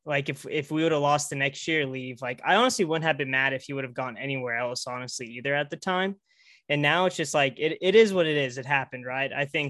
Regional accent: Tulsa, Oklahoma, United States; Grew up in Oklahoma. I'm from Tulsa.

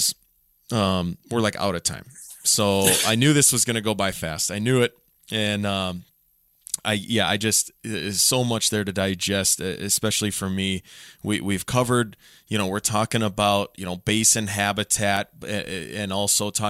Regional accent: Otter Tail County, Minnesota, United States; growing up in Otter Tail County

